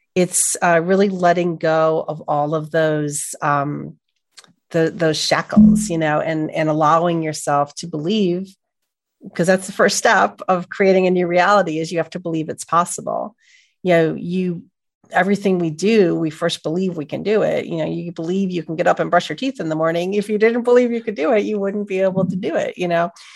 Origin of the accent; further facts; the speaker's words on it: Buffalo, New York, United States; moved away as an adult; also born or lived in Los Angeles; now in upstate New York, United States; I'm from Buffalo, and I went to college in, in central New York